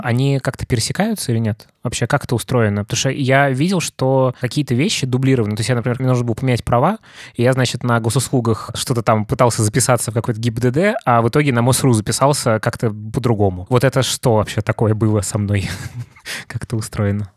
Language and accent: Russian; Muscovites, Moscow, Russia; мы, наверное, как москвичи